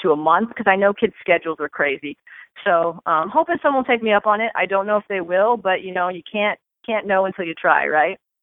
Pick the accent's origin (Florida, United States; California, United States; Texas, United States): California, United States; Southern; I grew up in Southern California